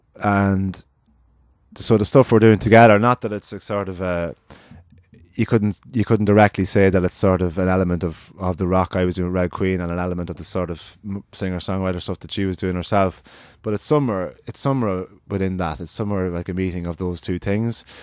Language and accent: English; Ireland; as Irish people